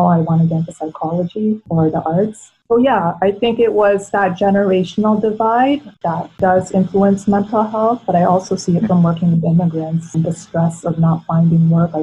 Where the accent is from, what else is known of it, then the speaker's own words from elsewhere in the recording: Edmonton, Alberta, Canada; first language Tagalog; English is a second language; also born or lived in Philippines; i came when i was four and i actually remember a lot from the philippines and you know tagalog was my first language and we were very lucky that a good chunk of my mom's family was already in edmonton when we came here I grew up in a very multicultural community too.